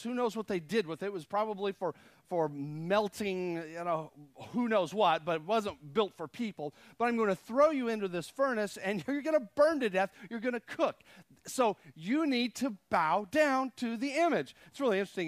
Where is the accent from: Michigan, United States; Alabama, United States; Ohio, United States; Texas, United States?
Texas, United States; I guess I was from Texas